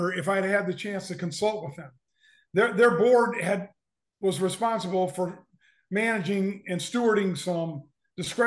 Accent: Omaha, Nebraska, United States; also born or lived in Lincoln, Nebraska; I grew up in Omaha and came to Lincoln in the fall of 74 to go to the university

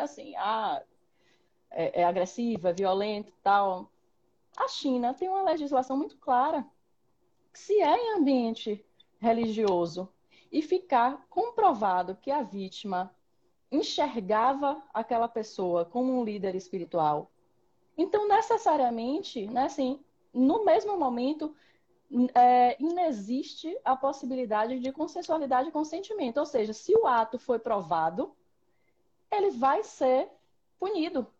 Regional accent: Salvador, Bahia, Brazil; eu nasci em Salvador, grande metrópole

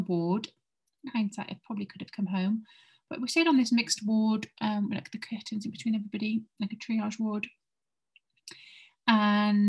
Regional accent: Aberystwyth, Wales, United Kingdom; moved away; I went home to my hometown in Aberystwyth

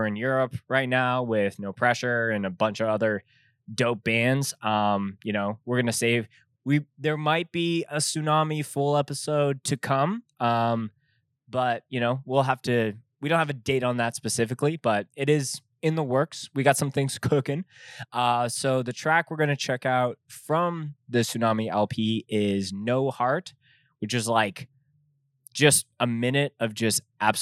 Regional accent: Canada; as a Canadian

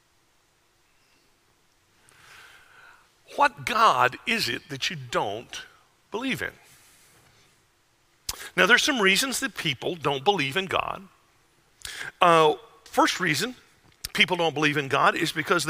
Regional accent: Wauchula, Florida, United States; moved away; A little town you've never heard of called Wachula

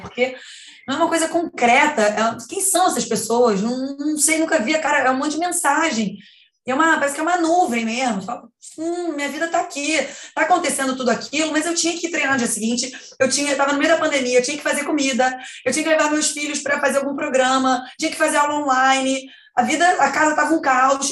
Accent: Brazil; eu sou brasileira

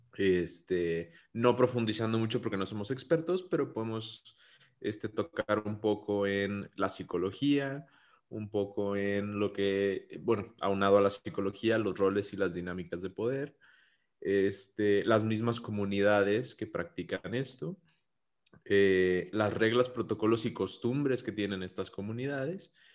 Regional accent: Mexico; nosotros somos mexicanos

